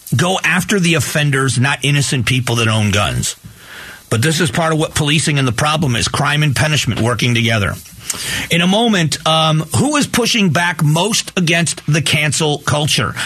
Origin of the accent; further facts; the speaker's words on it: Lee County, Florida, United States; moved away; a captain with the sheriff's office in my hometown. And my uh, my sister-in-law his wife is also a deputy sheriff in lee county florida